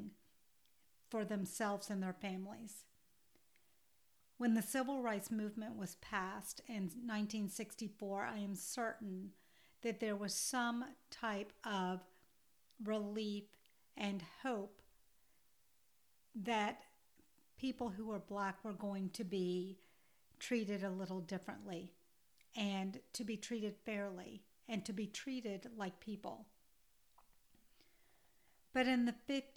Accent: Georgia, United States; I grew up in the South in Georgia in the 1970s

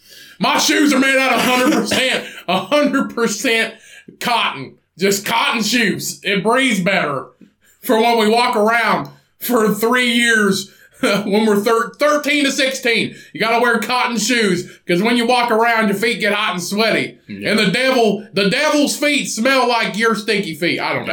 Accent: Chicago, Illinois, United States; I grew up in Chicago and in dangerous neighborhoods.

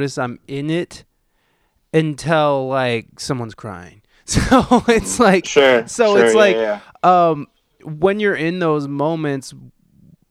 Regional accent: Ohio, United States; moved away as an adult; also born or lived in San Diego, California; coming back here, this is my hometown.

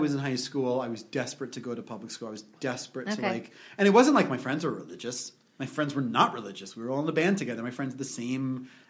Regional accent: New York, United States; Modern Orthodox, which is a very weird concept.

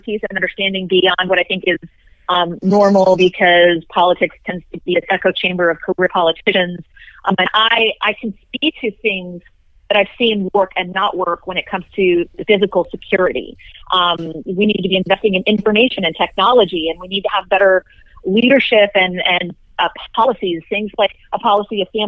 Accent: Texas, United States; I was raised here in Texas and went to public schools.

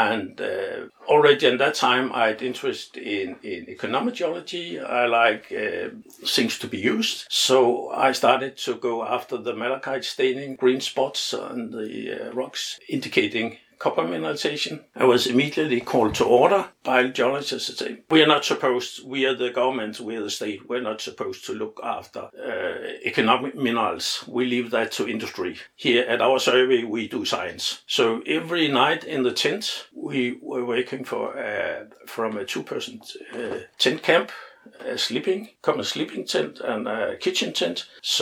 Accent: Copenhagen, Capital Region of Denmark, Denmark; I was born here in Copenhagen in 1942

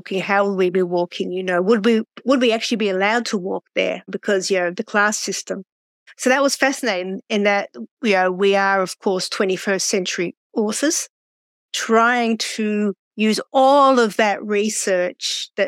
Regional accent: Australia; I'm from Australia

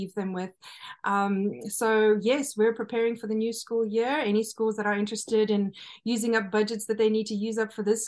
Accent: KwaZulu-Natal, South Africa; now in United States; my hometown where I was born in KwaZulu-Natal

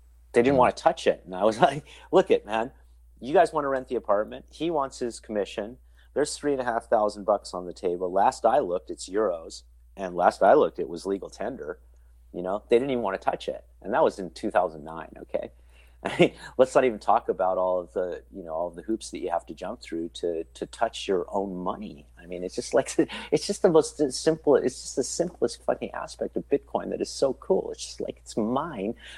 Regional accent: California, United States; also born or lived in Istanbul; now in Austria; I was born in 63, and how it is that we were raised in California.

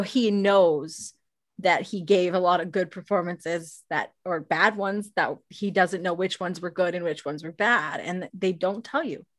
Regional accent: Canada; I'm Canadian

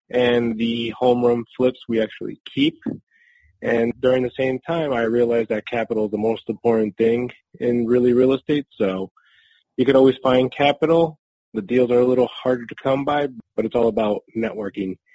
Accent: Newark, New Jersey, United States; also born or lived in Spain / Harrison, New Jersey; now in Durham, United States; Basically, I immigrated with my family from Spain in the 80s, and we moved to New Jersey, primarily uh, Newark, New Jersey, and then to Harrison. So I was pretty much raised in that area.

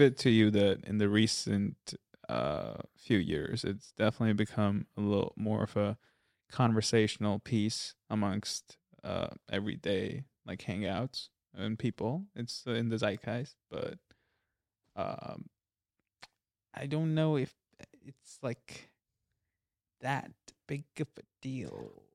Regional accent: India; we're Indian.

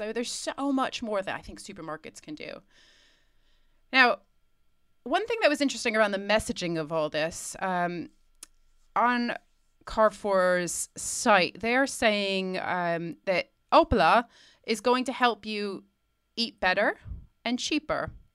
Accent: United States; as an American

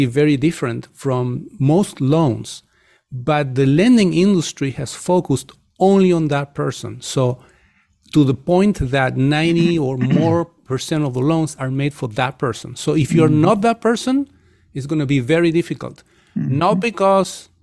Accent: Chile; moved away; I come from Chile, from the country of Chile

